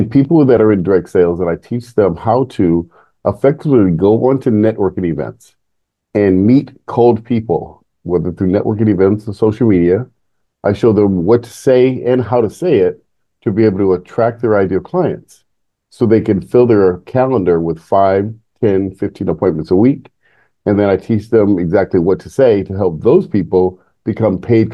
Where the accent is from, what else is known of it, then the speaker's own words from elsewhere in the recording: San Jose, California, United States; I grew up in San Jose, Bay Area, before it was Silicon Valley today